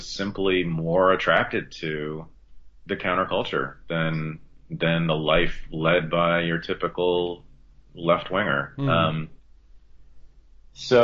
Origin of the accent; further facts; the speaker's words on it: Berkeley, California, United States; also born or lived in Ohio / New York City; growing up in Berkeley in the 1970s and 80s